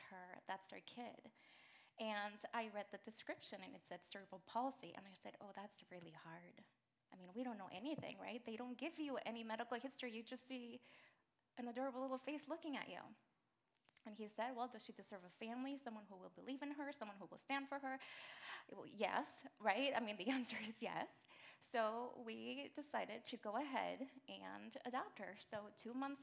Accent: Mexico; moved away as an adult; And I'm an immigrant. I moved here from Mexico when I was 17.

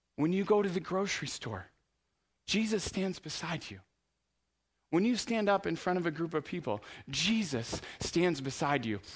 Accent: United States; we're from America

